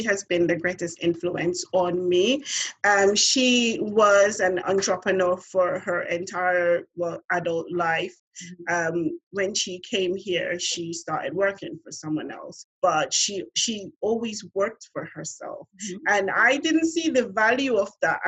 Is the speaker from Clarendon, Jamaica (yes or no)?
no; Montego Bay, Saint James, Jamaica; moved away as an adult; now in London, United Kingdom; I'm from Montego Bay